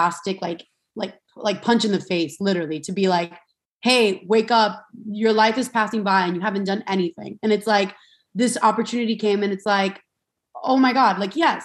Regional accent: Miami, Florida, United States; I'm from Miami, Florida. And I grew up like, you know, I grew up with three sisters, the whole Latin household

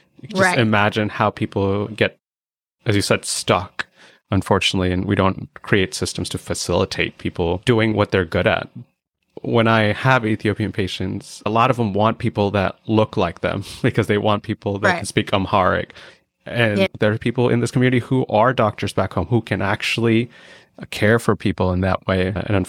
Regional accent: India; As an Indian, I grew up eating a lot of rice with curry.

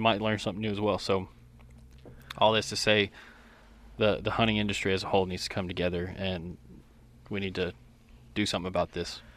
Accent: Collin County, Texas, United States; I grew up in Collin County

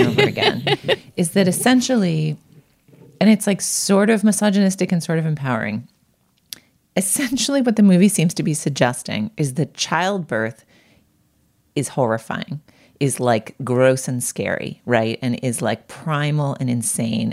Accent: Boston, Massachusetts, United States; moved away; I grew up in Boston

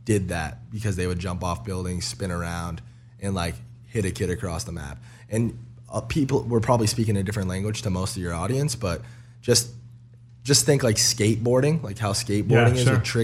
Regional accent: Lowell, Massachusetts, United States; I was just randomly from Lowell, Mass

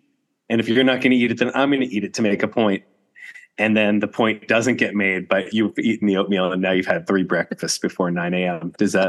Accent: New Jersey, United States; Well, you're from North Jersey. I'm from North Jersey.

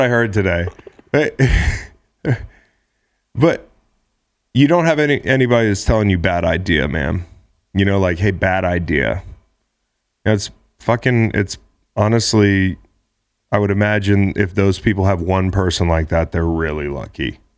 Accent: Ivy, Virginia, United States; born or raised there

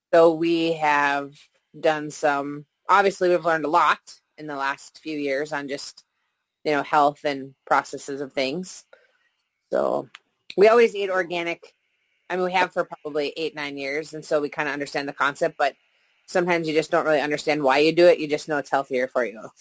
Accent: Minnesota, United States; We've lived here our whole lives

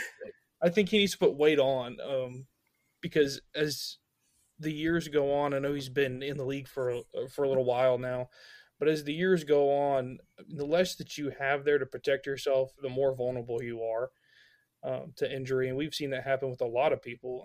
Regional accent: Memphis, Tennessee, United States; I'm from Memphis

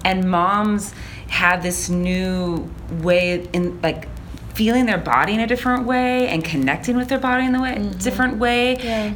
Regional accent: Portland, Oregon, United States; I was born and raised in Portland, Oregon

